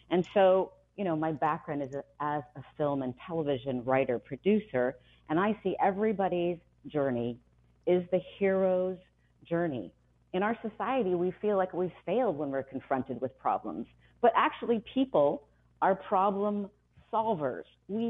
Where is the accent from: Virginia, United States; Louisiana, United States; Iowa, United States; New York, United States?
Iowa, United States; Ames; I was born in Ames, Iowa.